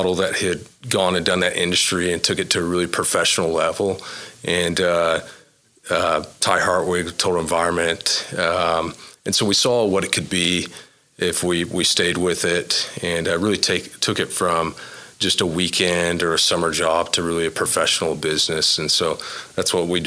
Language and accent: English; Oklahoma, United States; born and raised in Oklahoma